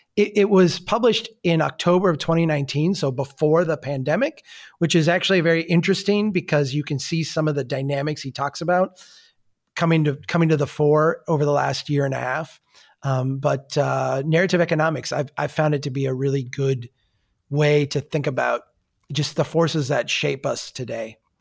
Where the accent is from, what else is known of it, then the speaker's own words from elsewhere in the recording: Brainerd, Minnesota, United States; my hometown of Brainerd